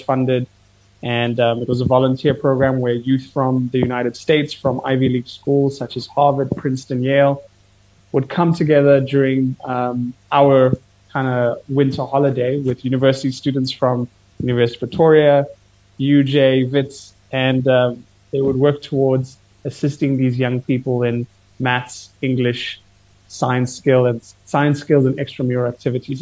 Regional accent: Kenya; I'm Kenyan

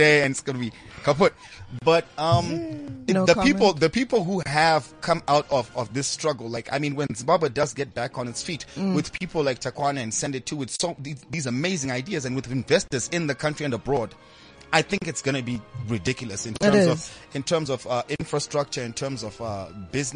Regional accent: Morocco; I'm from Morocco

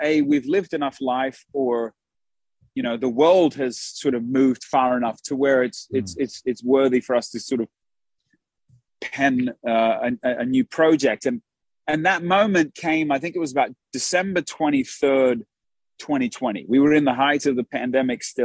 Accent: Australia; now in United States; we're from Australia.

